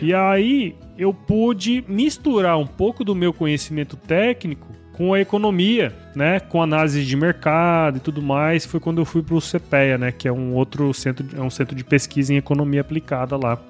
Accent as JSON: {"language": "Portuguese", "town": "Cuiabá", "region": "Mato Grosso", "country": "Brazil", "tie": "born or raised there", "also_born_or_lived": "Rondonópolis / São Paulo", "said": "eu sou mato-grossense, né, cara? Sou nascido aqui em Cuiabá"}